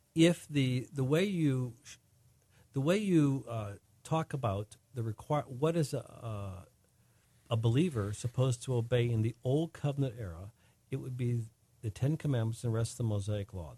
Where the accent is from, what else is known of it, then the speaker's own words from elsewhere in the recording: United States; In America, we, we are under American law